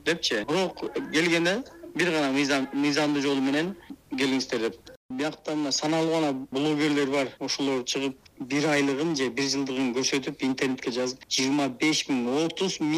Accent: Kyrgyzstan; now in Chicago, United States; кыргыздар биз келгенде эки миң сегизинчи жылы биз отуз кырктай эле кыргыз болчубуз

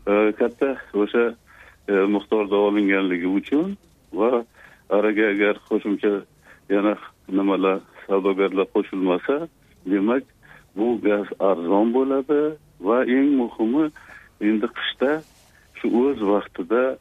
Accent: Uzbekistan

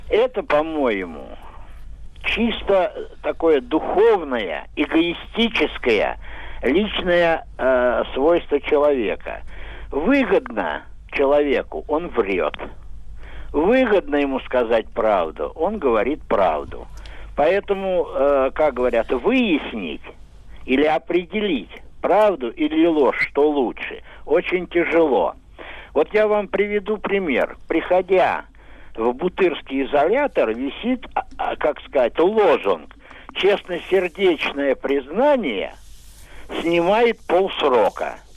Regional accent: Moscow, Russia; Я москвич

